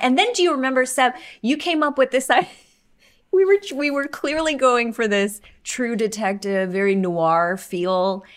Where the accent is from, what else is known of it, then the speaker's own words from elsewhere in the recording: the South, United States; I'm from the South